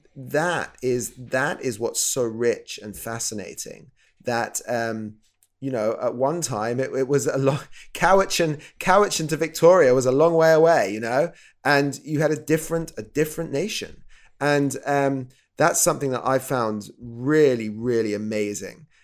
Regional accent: England, United Kingdom; I'm from the U K, if you can probably tell from my silly voice.

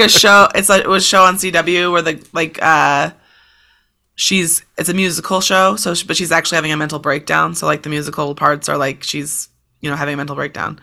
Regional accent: United States; as an American

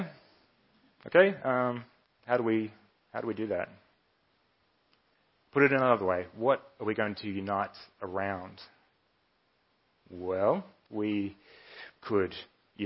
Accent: Melbourne, Victoria, Australia; I was born and raised here in Melbourne. I've lived here most of my life

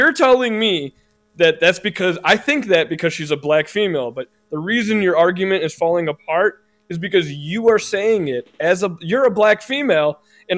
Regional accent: Illinois, United States; I'm from Illinois

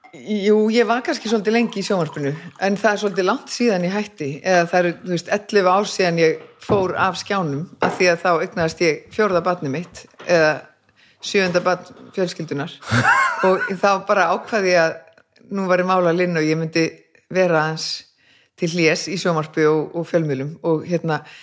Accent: Reykjavík, Capital Region, Iceland; Ég bara fæðist hérna í Reykjavík

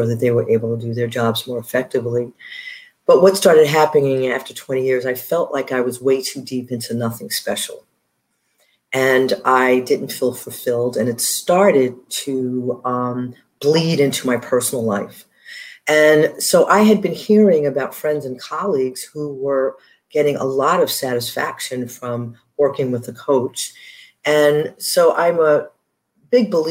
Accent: New York City, New York, United States; moved away as an adult; also born or lived in Honduras / South Bend, Indiana; I am a native New Yorker

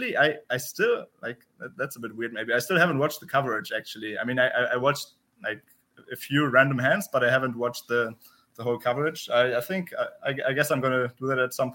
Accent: Berlin, Germany; English is a second language; moved away as an adult; now in Vienna, Austria; I'm German. I grew up in Germany, in Berlin

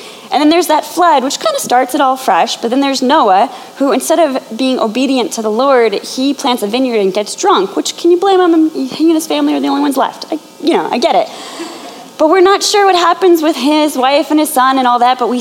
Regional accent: Chicago, Illinois, United States; moved away as an adult; also born or lived in Indianapolis; now in New York, United States; I'm originally from the Chicagoland area

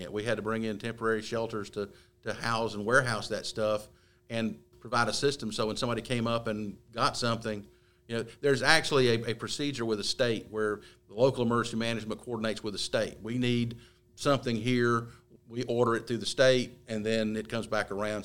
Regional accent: Gaston County, North Carolina, United States; for those of us born and raised in Gaston County

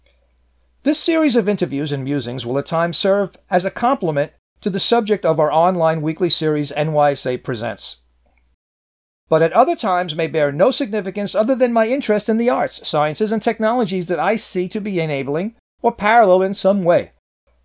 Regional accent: New York City, New York, United States; my hometown of Manhattan

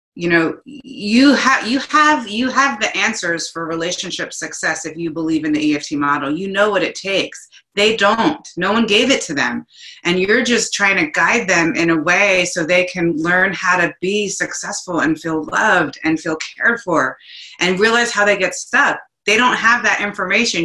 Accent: New Jersey, United States; I'm from New Jersey. I'm 100% Italian.

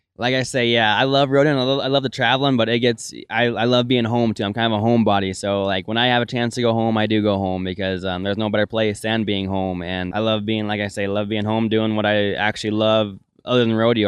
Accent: Melstone, Montana, United States; I'm from Millstone, Montana, and I grew up in a ranch and rodeo family

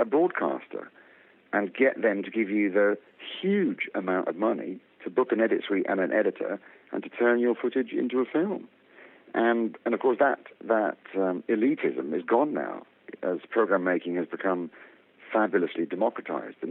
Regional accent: London, United Kingdom; I am from Harrow in London, United Kingdom.

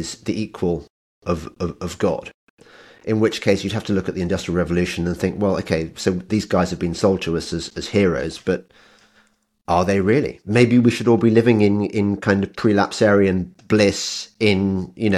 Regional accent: Birmingham, West Midlands, United Kingdom; I'm originally from Birmingham

